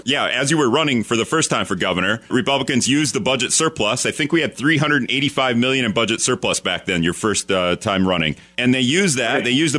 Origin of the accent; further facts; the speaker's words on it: Appleton, Wisconsin, United States; I'm from Appleton, the Appleton area.